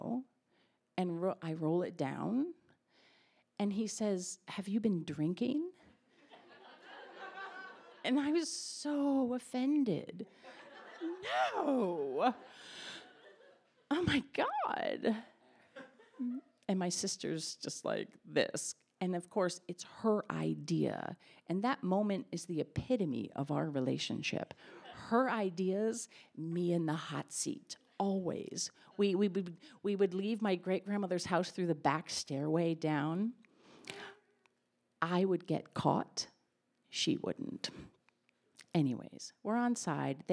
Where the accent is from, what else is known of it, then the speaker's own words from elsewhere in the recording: Connecticut, United States; I was from Connecticut